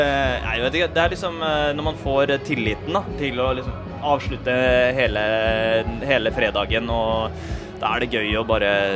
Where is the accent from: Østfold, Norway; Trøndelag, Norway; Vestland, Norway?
Trøndelag, Norway; Trondheim; hjemme i Trondheim